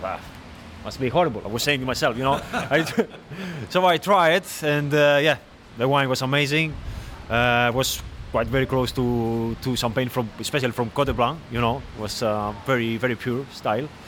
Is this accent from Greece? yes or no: yes; Greece; moved away; I am from Greece